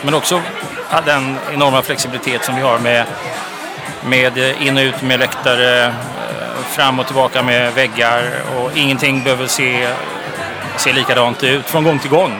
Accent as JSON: {"language": "Swedish", "town": "Gothenburg", "region": "Västra Götaland", "country": "Sweden", "moved": "yes", "lives_now": "Stockholm, Sweden", "said": "Jag är ju från Göteborg."}